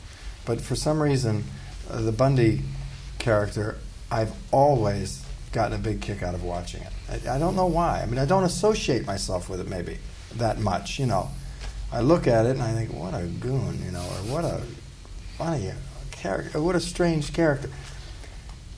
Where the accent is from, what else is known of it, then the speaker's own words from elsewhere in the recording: Ohio, United States; I'm from Ohio, you know, steel town